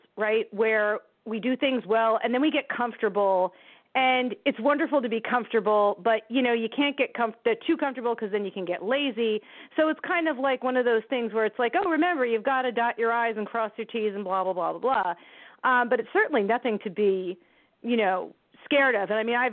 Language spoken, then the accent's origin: English; New Jersey, United States; My poor home state.